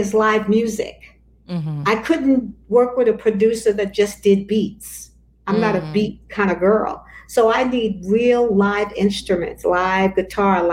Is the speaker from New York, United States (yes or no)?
yes; New York City, New York, United States; I grew up in Bedford-Stuyvesant.